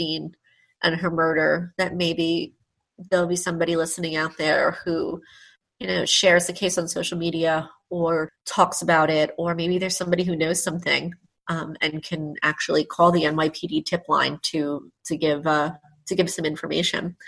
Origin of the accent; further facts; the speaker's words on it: Nassau County, New York, United States; growing up in Nassau County.